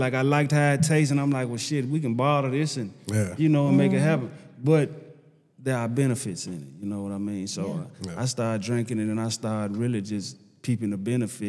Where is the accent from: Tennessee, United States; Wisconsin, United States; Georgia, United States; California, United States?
Tennessee, United States; Nashville; I'm from Nashville, Tennessee, Preston Taylor Projects.